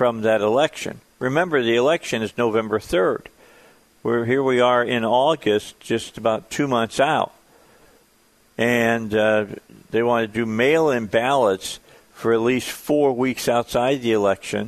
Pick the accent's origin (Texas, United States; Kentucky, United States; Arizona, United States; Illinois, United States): Illinois, United States; outside of Chicago; moved away; growing up outside of Chicago